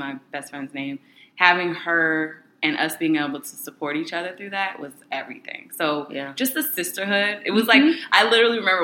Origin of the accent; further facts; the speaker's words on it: Sacramento, California, United States; moved away as an adult; also born or lived in Los Angeles; High school, I was in Sacramento. That's where I was Sacramento. Born and raised.